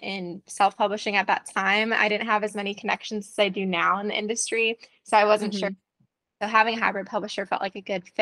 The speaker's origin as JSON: {"language": "English", "town": "Chicago", "region": "Illinois", "country": "United States", "tie": "born or raised there", "also_born_or_lived": "Indiana / Colorado", "moved": "yes", "lives_now": "Tennessee, United States", "said": "I grew up in the Chicago area"}